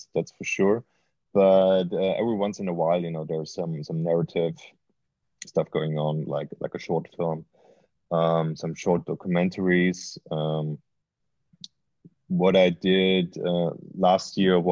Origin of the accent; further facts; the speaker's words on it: Austria; now in Berlin, Germany; I grew up in Austria